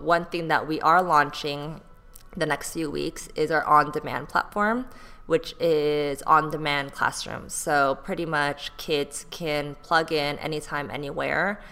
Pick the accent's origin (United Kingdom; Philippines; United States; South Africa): United States; Bay Area, California; moved away as an adult; also born or lived in Texas / Seoul, South Korea; now in Los Angeles, United States; I grew up in the Bay Area. Um, like that's where I went to middle school, high school